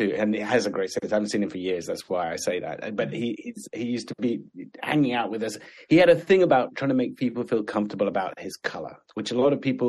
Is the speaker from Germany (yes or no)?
no; Sudan; born there; I was born in Sudan in Africa.